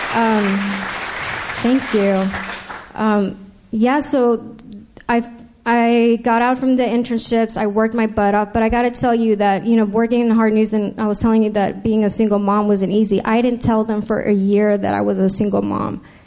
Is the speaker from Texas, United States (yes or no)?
no; San Diego, California, United States; also born or lived in Los Angeles / New York; I was raised right here in San Diego.